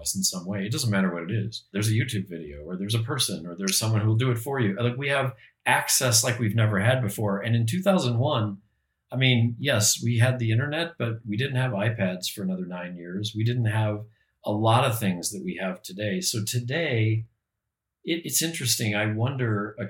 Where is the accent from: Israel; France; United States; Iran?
United States; Peoria, Illinois; I grew up in the Midwest, in Peoria, Illinois